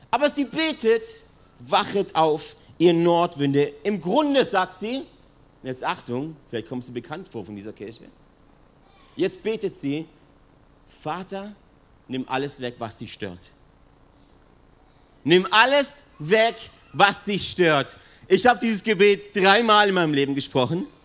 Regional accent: Italy; die Südwinde, das weiß ich als Italiener

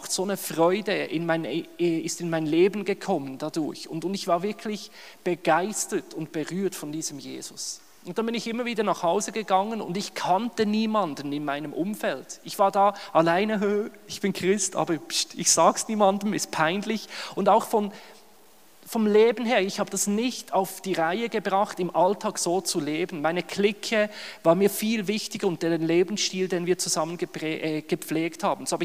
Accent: Bern, Switzerland; now in Germany; Ich bin in der Westschweiz, in Bern aufgewachsen, oder? Auch wenn man es an meinem Hochdeutsch nicht hört, ich bin Schweizer.

